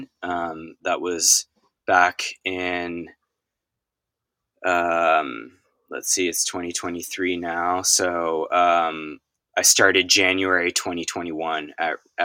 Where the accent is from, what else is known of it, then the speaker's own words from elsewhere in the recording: Boston, Massachusetts, United States; now in Ventura, United States; I am born and raised on the East Coast, right outside of Boston